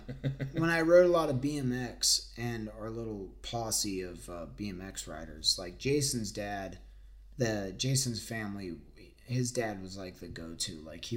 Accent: Forsyth County, Georgia, United States; growing up in Forsyth County, there wasn't really, you know, there wasn't skate parks nearby.

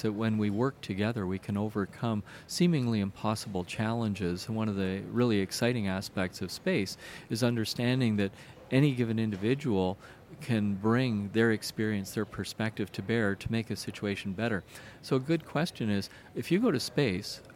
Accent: Canada; as a Canadian

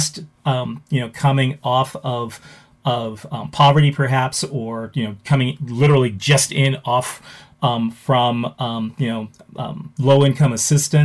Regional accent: Los Angeles, California, United States; now in Wisconsin, United States; I grew up in Los Angeles.

